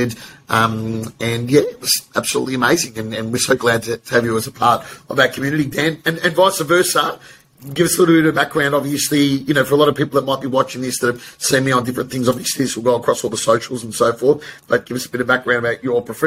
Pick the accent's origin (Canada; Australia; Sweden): Australia; Melbourne, Victoria; we grew up in Melbourne